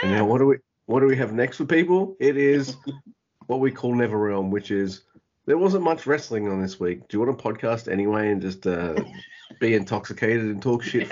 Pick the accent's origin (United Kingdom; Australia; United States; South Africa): Australia; I'm Australian